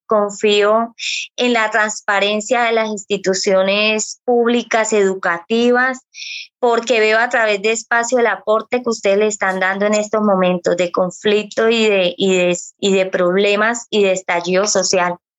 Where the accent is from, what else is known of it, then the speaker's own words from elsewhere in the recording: Colombia; also born or lived in Barrancabermeja, Santander; los colombianos somos así, nos identificamos por esto